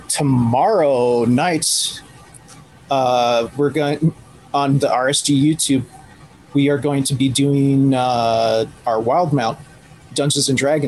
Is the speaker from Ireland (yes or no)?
yes; Ireland; Which is funny because I'm Irish and not Scottish.